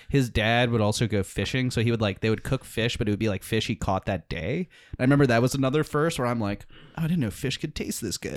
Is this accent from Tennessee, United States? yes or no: no; New Orleans, Louisiana, United States; I grew up in New Orleans, and the main suburb of New Orleans is called Metairie